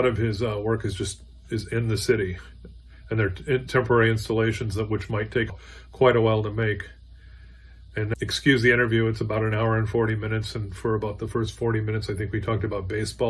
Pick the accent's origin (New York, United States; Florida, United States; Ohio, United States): Florida, United States; also born or lived in Detroit, Michigan; I'm from Florida, but my dad got a job there, and we were there a couple of years.